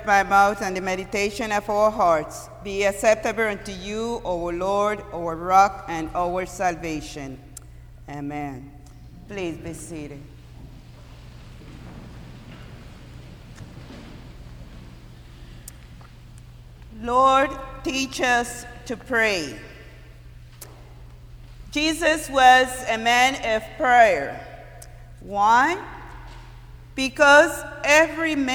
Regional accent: Costa Rica; moved away; I'm from Costa Rica, and before high school, we were living in a very rural area, countryside, and we do a lot of climbing trees

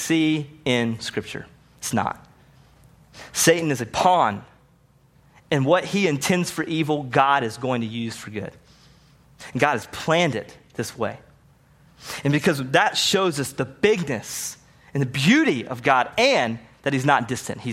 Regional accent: the South, United States; I grew up seeing it in the South

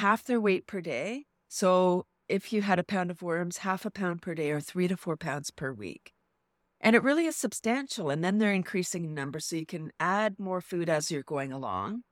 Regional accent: Toronto, Ontario, Canada; Born in Toronto and Yeah, so I'm from the large city

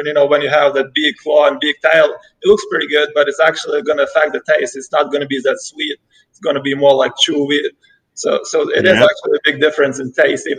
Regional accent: Ukraine; moved away as an adult; now in United States; No, actually, I'm from Ukraine. I was born and raised in Ukraine. Yeah, I came here probably when I was 19, so I've been here for like 12 years now.

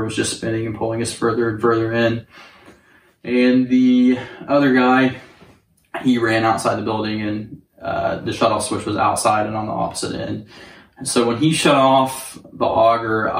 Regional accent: Northwest Oklahoma, United States; I was born and raised in like Northwest Oklahoma. All my family's like from around the Enid area

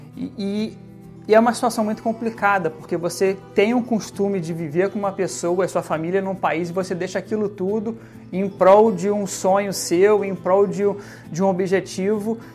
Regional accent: Rio de Janeiro, Brazil; moved away as an adult; now in Toronto, Canada; eu sou do Rio de Janeiro

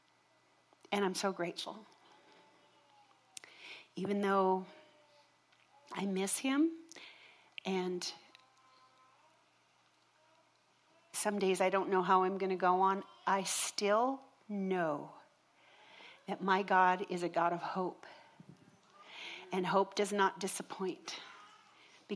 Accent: Minnesota, United States; I grew up in Minnesota in a home, and we religiously attended church every Sunday

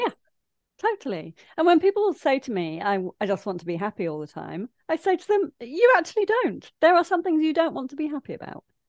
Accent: Leicester, East Midlands, United Kingdom; now in Brighton, United Kingdom; I grew up in Leicester in the landlocked Midlands

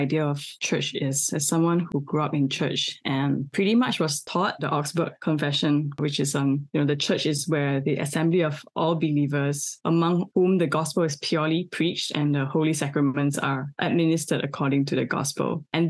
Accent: Singapore; as a Singaporean Chinese who have Chinese religious background, at least on my paternal side

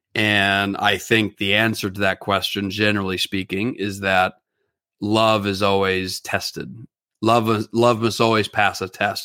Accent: California, United States; I'm especially from California

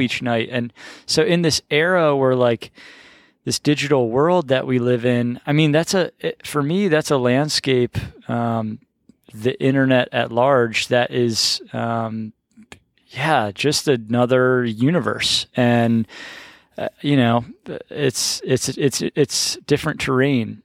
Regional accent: Baltimore, Maryland, United States; moved away; I grew up in Baltimore

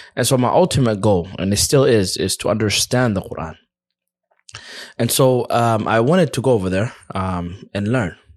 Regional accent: United States; moved away as an adult; now in Egypt; I'm from America.

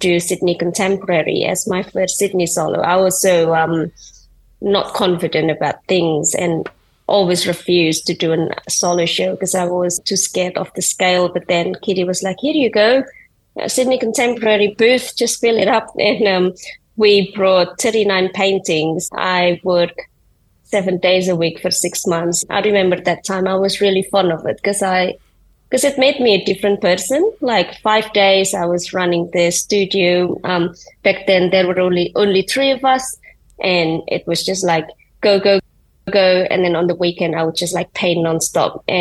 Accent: Indonesia; moved away; I grew up in Indonesia and I had very little understanding of what design is, let alone art.

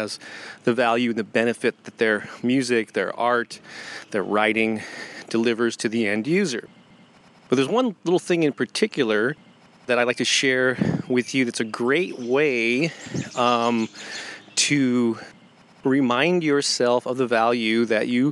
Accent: St. Louis, Missouri, United States; St. Louis, Missouri, my hometown

